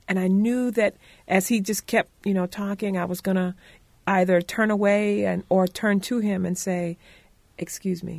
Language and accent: English; Conway, South Carolina, United States; I was born in Conway, South Carolina, half a mile from the Atlantic Ocean